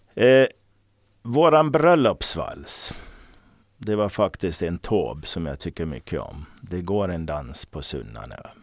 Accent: Åland Islands; Jag var den första från Åland

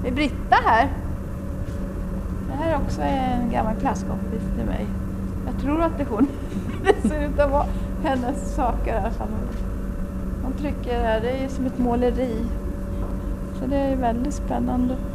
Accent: Japan; Vi kommer från Japan.

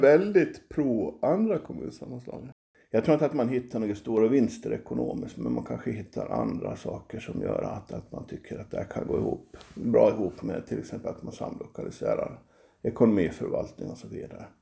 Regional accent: Finström, Åland Islands; Jag kommer från Finspång från början, jag kommer från Grälsby.

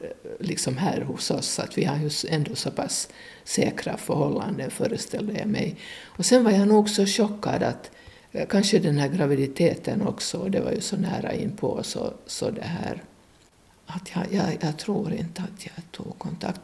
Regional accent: Porvoo, Uusimaa, Finland; Jag är född i Borgå och det här eh, bodde på Krokvägen

